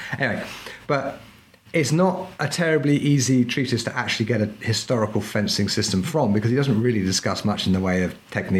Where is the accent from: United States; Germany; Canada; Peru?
Peru; And the thing is, I grew up partly in Peru, so I speak Spanish.